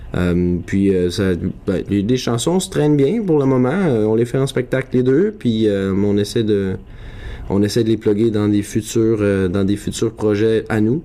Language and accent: French; near Saint-Mathieu-de-Beloeil, Quebec, Canada; also born or lived in Montreal; c'est à côté de ma ville natale, c'est à Saint-Mathieu-de-Belleuil